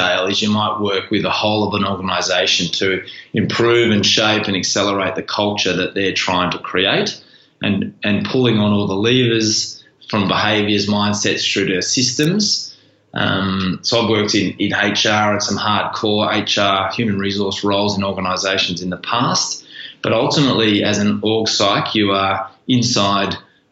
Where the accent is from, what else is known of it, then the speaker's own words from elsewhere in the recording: Melbourne, Victoria, Australia; I was born here in Melbourne